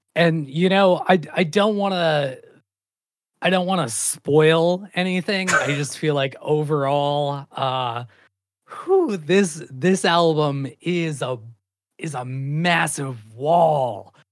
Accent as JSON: {"language": "English", "town": "Great Falls", "region": "Montana", "country": "United States", "tie": "born or raised there", "said": "living and growing up in Great Falls, Montana"}